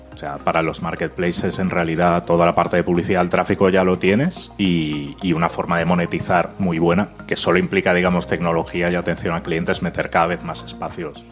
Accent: Catalonia, Spain; Yo soy catalán

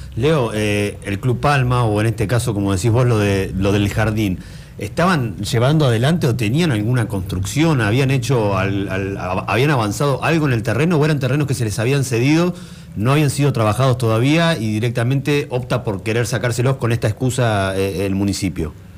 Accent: Comodoro Rivadavia, Chubut, Argentina; moved away; Yo venía de Comodoro

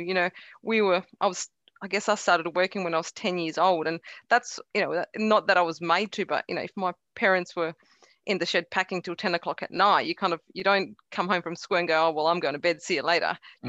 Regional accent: Carnarvon, Western Australia, Australia; English is a second language; also born or lived in Croatia; Yeah, I was born in Croatia. I came over to Australia when I was 9 years of age with zero knowledge of the English language.

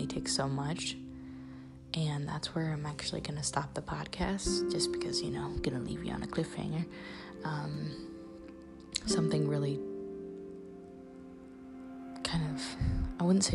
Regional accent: Central Illinois, United States; I'm from Central Illinois. My dad's been the head football coach here for 30 years

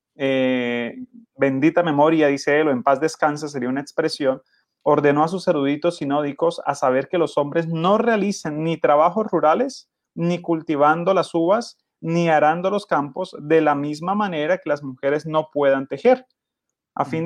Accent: Colombia

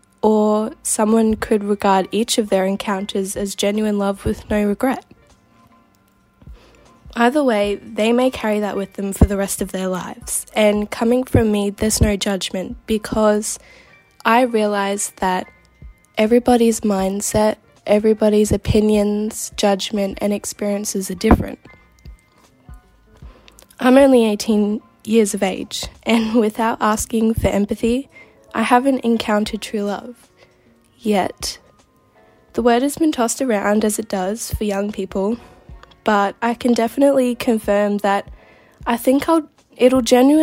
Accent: Gold Coast, Queensland, Australia; I'm from the Gold Coast in Australia

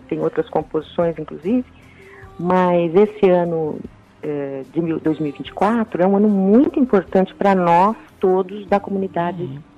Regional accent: Brazil; now in Italy

